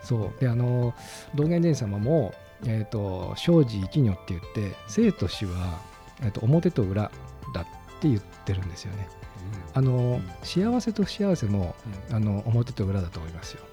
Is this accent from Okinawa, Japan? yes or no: no; Ota, Gunma, Japan; そこで生まれて育ってます